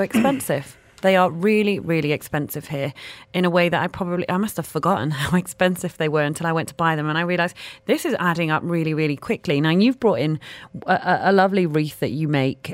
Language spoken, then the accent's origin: English; United Kingdom; moved away; being from the U K.